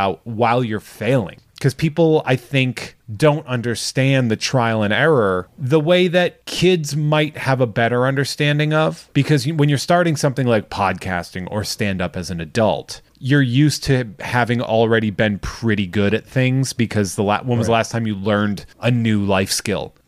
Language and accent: English; Charlton, United States; I taught in my hometown